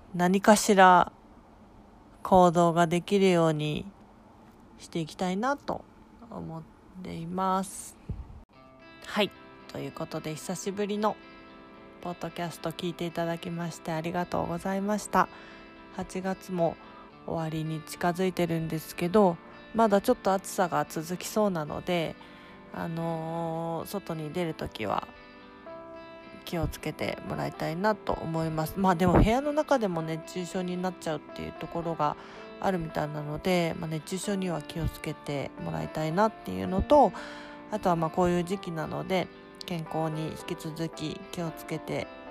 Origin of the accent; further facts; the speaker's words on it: Fukuoka, Japan; now in Tokyo, Japan; 地元の福岡に帰っておりました